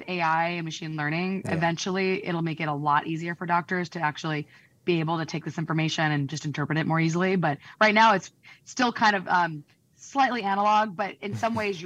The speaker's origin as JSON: {"language": "English", "town": "Peoria", "region": "Illinois", "country": "United States", "moved": "yes", "said": "I'm from Peoria, Illinois. So I can say that because I'm from there"}